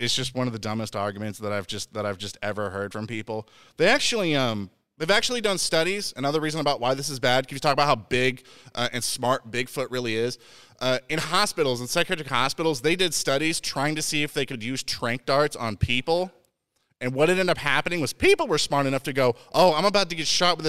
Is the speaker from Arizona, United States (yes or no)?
no; Indiana, United States; I'm from Indiana